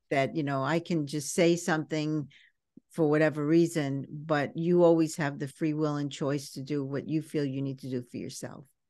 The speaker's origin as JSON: {"language": "English", "town": "New York City", "region": "New York", "country": "United States", "tie": "born or raised there", "said": "growing up in Brooklyn was a little tough"}